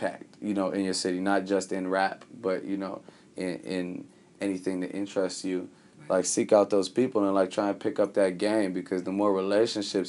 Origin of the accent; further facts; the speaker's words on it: Chicago, Illinois, United States; I'm from Chicago